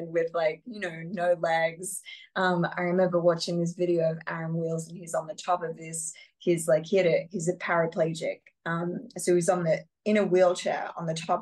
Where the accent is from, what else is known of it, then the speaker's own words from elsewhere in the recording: Australia; particularly as an Australian, I'm so far away from normally